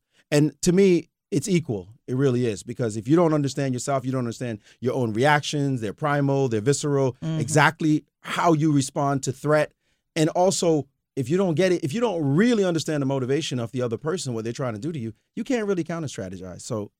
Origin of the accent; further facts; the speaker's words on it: Brooklyn, New York, United States; I just go. I'm from Brooklyn. I just want to beat you down.